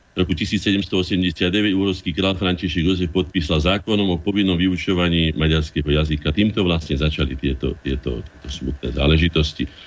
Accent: Bratislava, Bratislava Region, Slovakia; also born or lived in Veselé / Orava; Najviac času som prežil v Bratislave, ale som teda Bratislavčan, ne? ale aj na Orave, aj vo Veselom pri kde som ako dieťa bol vychovávaný čas života, pokiaľ naši rodičia nemali tu na byt

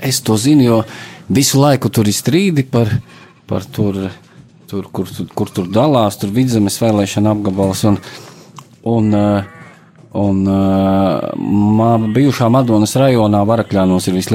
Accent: Alūksne, Alūksne Municipality, Latvia; Bet es kā alūksnietis pareizi arī to nezinātu, jo tā Rīga tālu no mums.

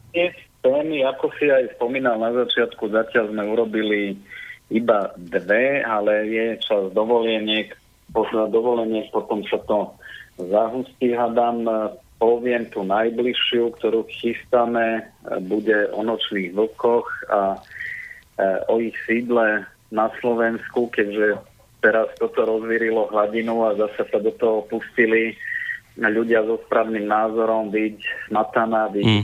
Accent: Serbia; moved away as an adult; now in Slovakia; Začínal som kedysi v Srbsku

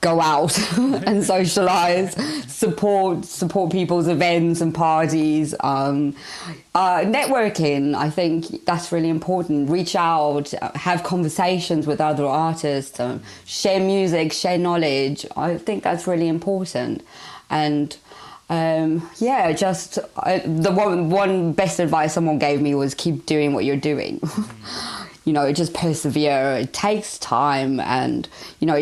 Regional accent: South Africa; moved away; I'm originally from South Africa, so I love any sort of little sounds that sort of resonate with my roots and where I come from.

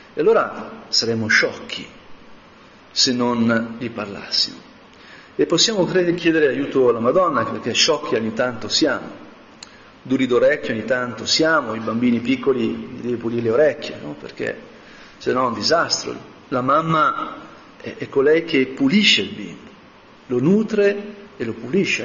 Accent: Como, Lombardy, Italy; io sono di Como

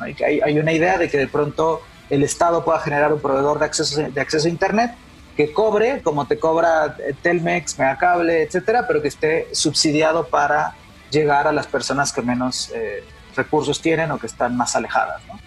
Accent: Mexico; nosotros como mexicanas, como mexicanos

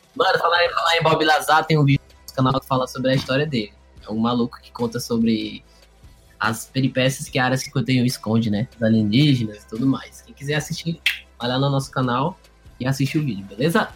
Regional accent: Fortaleza, Ceará, Brazil; eu e o Rafael, a gente é de Fortaleza, aqui no Ceará.

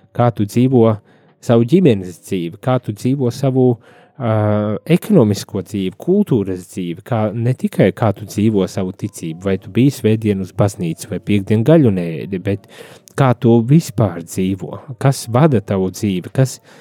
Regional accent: Latvia

